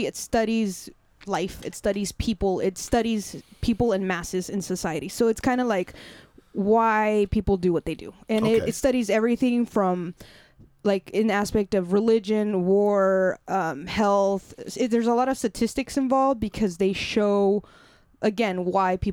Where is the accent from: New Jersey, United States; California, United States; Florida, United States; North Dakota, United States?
California, United States; San Diego; moved away as an adult; now in Phoenix, United States; come home to San Diego